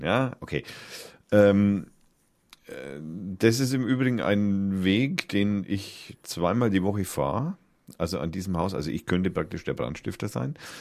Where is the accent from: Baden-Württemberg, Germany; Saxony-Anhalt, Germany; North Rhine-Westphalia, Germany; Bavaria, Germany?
Bavaria, Germany; Middle Franconia; als Mittelfranke